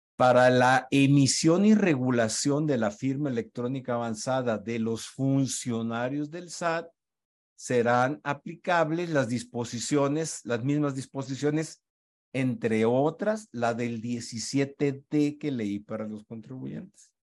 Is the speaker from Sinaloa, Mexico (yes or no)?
yes; Culiacán, Sinaloa, Mexico; moved away; also born or lived in Mexico City; he estado en Culiacán, mi tierra natal